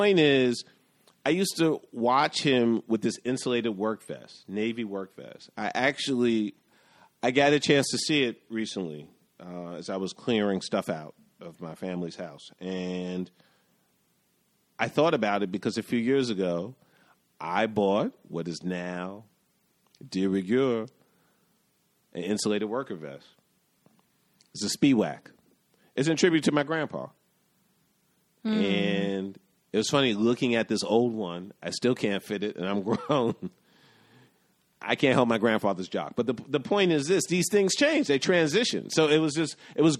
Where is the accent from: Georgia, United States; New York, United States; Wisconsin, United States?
New York, United States; New York City; growing up in the West Village